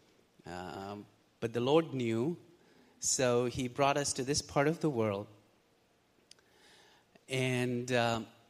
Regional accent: Pakistan; moved away as an adult; Both my wife and I, we're originally from Pakistan

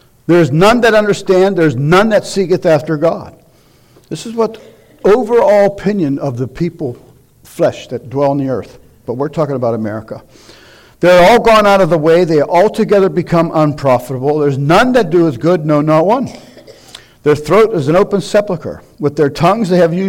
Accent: United States; American Christians

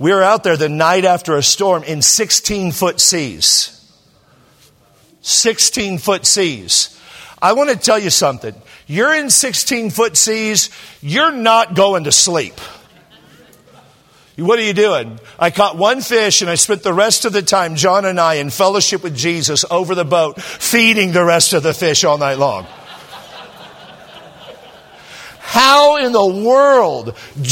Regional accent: California, United States; I'm from California.

